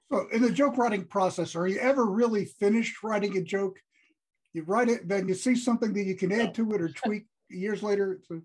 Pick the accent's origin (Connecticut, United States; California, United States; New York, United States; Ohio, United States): New York, United States; New York City; also born or lived in Troy, New York; I grew up in New York City. I grew up in Brooklyn.